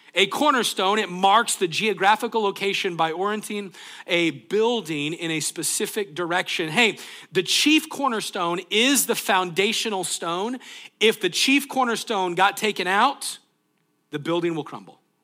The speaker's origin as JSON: {"language": "English", "country": "United States", "said": "being from the United States"}